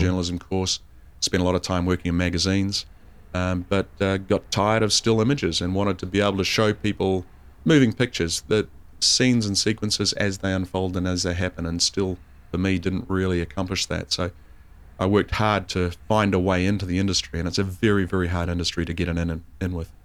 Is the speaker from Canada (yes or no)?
no; North Island, New Zealand; also born or lived in South Island, New Zealand; I'm from the North Island. I've spent, uh, uh, most of my life in the North Island of New Zealand.